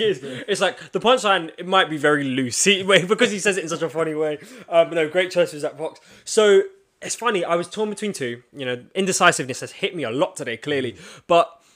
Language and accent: English; London, United Kingdom; you can tell we're both from London